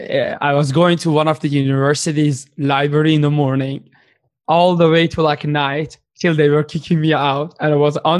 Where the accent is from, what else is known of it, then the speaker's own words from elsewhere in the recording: Iran; English is a second language; moved away as an adult; now in Canada; I'm from Iran